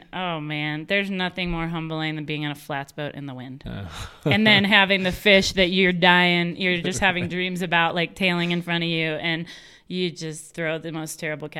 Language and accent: English; United States; I grew up on the Mississippi River.